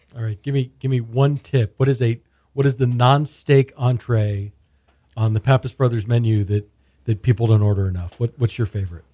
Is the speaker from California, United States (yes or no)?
no; Houston, Texas, United States; I grew up in Houston